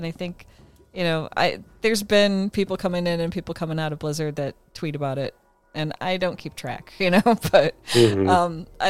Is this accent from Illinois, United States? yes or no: yes; Illinois, United States; accent: Chicago; Because I have a Chicago accent that I suppress for the most part. And so they figured, okay, you're from Chicagoland area and all that. And I have relatives that have lived there that have the accent. I grew up with the accent, didn't know I had it, you know?